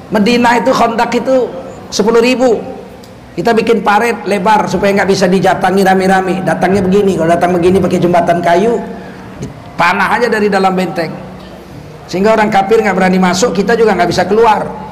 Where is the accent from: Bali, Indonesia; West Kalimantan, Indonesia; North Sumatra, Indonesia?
North Sumatra, Indonesia; Medan; Kami orang Medan